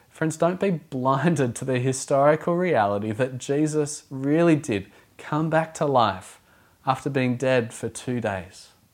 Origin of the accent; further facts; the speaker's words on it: Australia; now in Auckland, New Zealand; I'm not from Auckland originally, from a coastal region of Australia. I come from a surf culture.